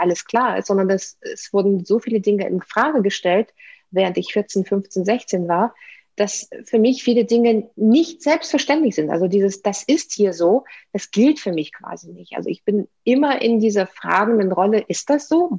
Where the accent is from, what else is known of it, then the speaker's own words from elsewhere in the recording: Saint Petersburg, Russia; German is a second language; moved away as an adult; Ich, ich bin Russin, also ich bin in, in der Sowjetunion geboren, in der Stadt, die damals noch Leningrad hieß. Dann wurde sie St. Petersburg umbenannt.